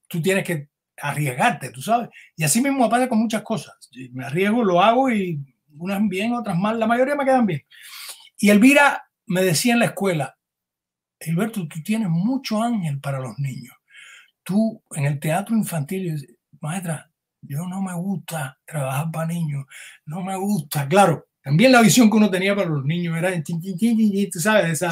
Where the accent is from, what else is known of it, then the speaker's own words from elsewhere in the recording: Camagüey, Cuba; moved away as an adult; also born or lived in Havana, Cuba / Miami, United States; now in United States; yo soy camagüeyano